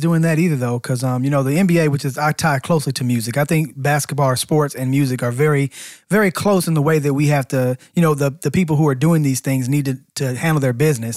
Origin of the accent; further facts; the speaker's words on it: Atlanta, Georgia, United States; we're both from Atlanta